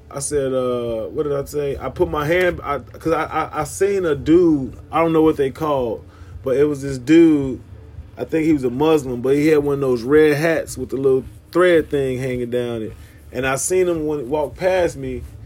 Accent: Chicago, Illinois, United States; I'm from Chicago myself

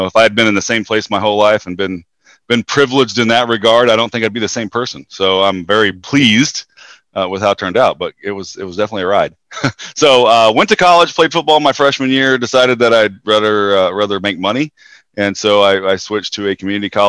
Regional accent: Western Oklahoma, United States; I'm from Western Oklahoma. Grew up small towns. And I say towns because I moved around a lot

